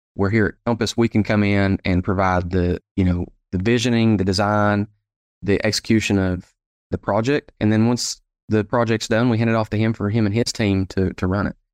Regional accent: Sevierville, Tennessee, United States; also born or lived in Knoxville, Tennessee; So home for me is uh, Sevierville, Tennessee. So we're right here at the base of the Great Smoky Mountain National Park. And so I was born, raised here uh, in the area

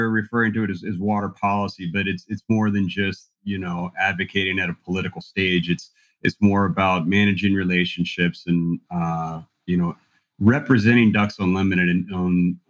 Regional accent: Southeast, United States; moved away as an adult; also born or lived in Auburn, Alabama; now in Boise, United States; I am based out of Boise, Idaho, but I hail from the Southeast.

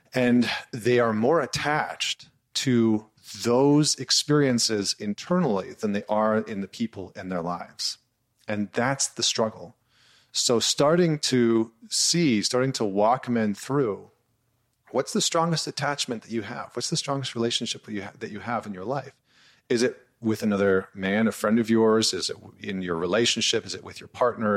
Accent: Northern Alberta, Canada; where I grew up in Northern Alberta, which is sort of like the Texas of Canada

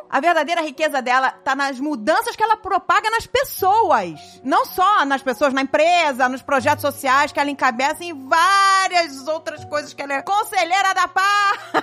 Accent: Rio de Janeiro, Brazil; Nós somos cariocas

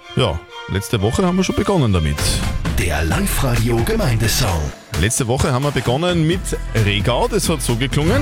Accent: Lasberg, Upper Austria, Austria; Eigentlich seit meiner Kindheit wohne ich in Losberg Meine ganzen Verwandten und so wohnen eigentlich schon seit mhm. Ewigkeiten in Losberg

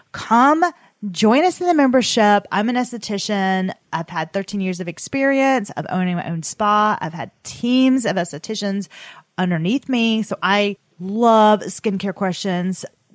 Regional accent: the South, United States; Atler, listen, we're from the South. It comes out.

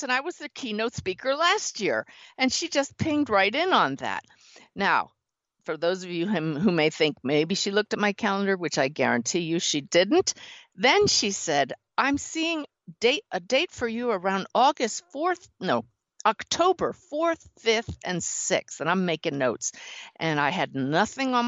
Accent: near Philadelphia, Pennsylvania, United States; I grew up near Philadelphia

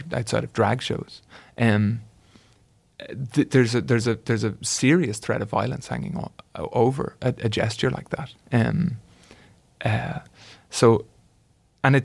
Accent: Ireland; I was writing it as an Irishman

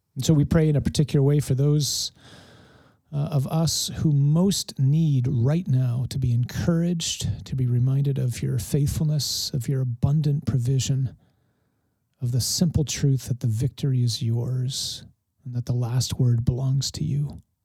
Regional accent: Detroit, Michigan, United States; I grew up in Detroit

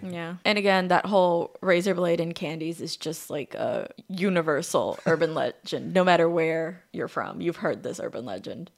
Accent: Chicago, Illinois, United States; We're from Chicago

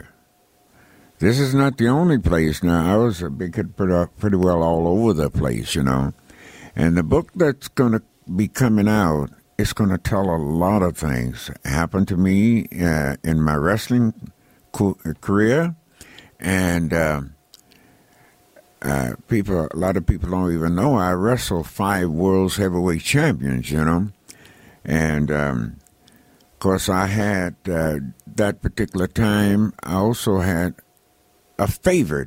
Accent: Los Angeles, California, United States; also born or lived in Texas; I was born in Texas and raised in Los Angeles

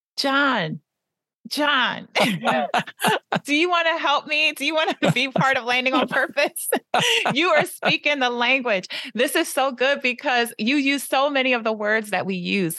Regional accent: Philadelphia, Pennsylvania, United States; moved away as an adult; also born or lived in Paris / New York / New Jersey; I was born in Philadelphia, lived in Paris, New York, New Jersey, and now back in P

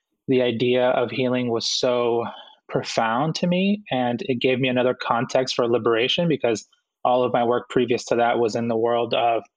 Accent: Boston, Massachusetts, United States; also born or lived in Guayaquil, Ecuador; my mom and dad decided that they wanted to move to the United States, and we immigrated here when I was about 4 years old, and I grew up in Boston

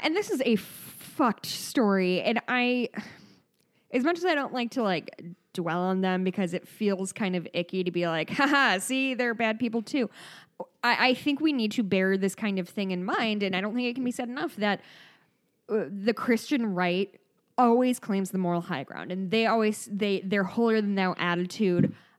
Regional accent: Midwest, United States; accent: Midwest; my Midwest accent

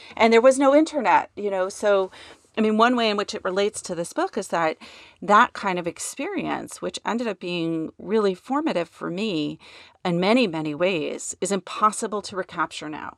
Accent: New York, United States; growing up in New York

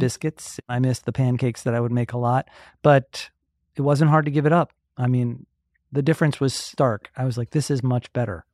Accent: Atlanta, Georgia, United States; I grew up in Atlanta. I've been here my whole

